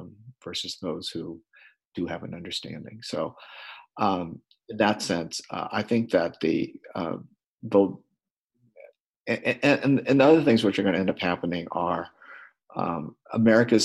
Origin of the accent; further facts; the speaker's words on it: Missoula, Montana, United States; I'm a socialist from Missoula, Montana